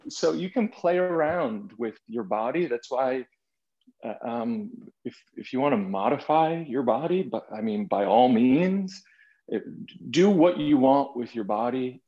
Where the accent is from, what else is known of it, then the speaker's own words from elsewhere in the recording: Boston, Massachusetts, United States; moved away as an adult; also born or lived in New York City; growing up in Boston, Massachusetts, and then moving to New York City and living in New York City for 15 years